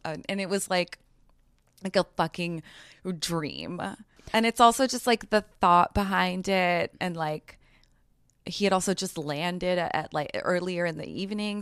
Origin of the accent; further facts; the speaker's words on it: New York City, New York, United States; I grew up in New York City.